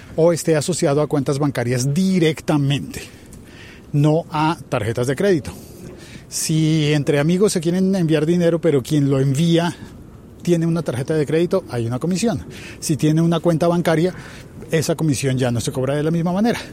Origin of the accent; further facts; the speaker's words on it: Colombia; mi país